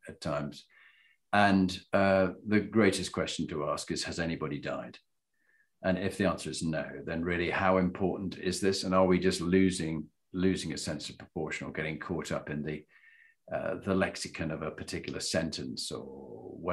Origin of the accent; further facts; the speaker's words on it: Yorkshire and the Humber, United Kingdom; I'm also from Yorkshire and we tend to say things as they are.